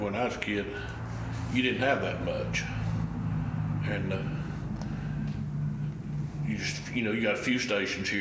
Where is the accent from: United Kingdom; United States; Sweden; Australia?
United States; Sneedville, Tennessee; moved away as an adult; I'm from Sneadville, Tennessee. This is home, and I was gone for about 32 years or something like that, out working, making a living, but I came back to Sneadville in 2015 and bought my great-grandfather's place